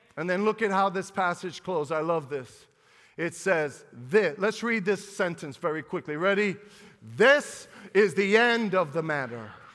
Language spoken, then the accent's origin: English; United States; We're American